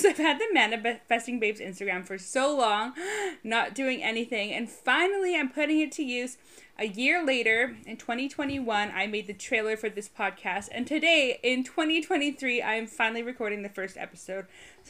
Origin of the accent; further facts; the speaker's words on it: Canada; also born or lived in Halifax / Toronto / United Kingdom; By the way, I've lived in 5 different cities in Canada. I'm Canadian, and I have lived in 3 in the UK.